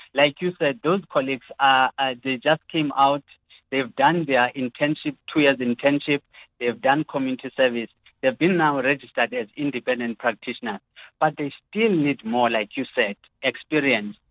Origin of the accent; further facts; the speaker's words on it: South Africa; as a South African uh, uh taxpayer